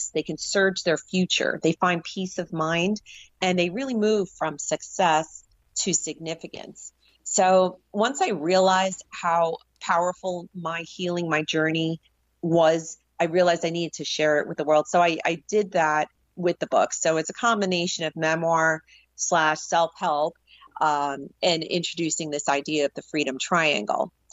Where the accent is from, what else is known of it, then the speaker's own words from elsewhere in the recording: New York City, New York, United States; before growing up in the New York City area and the catalyst of, of seeing September 11th, 2001.